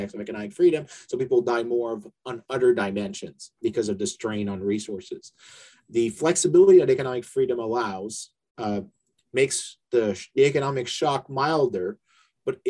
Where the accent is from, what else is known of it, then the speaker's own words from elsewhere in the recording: Canada; also born or lived in London; now in United States; I'm originally from Canada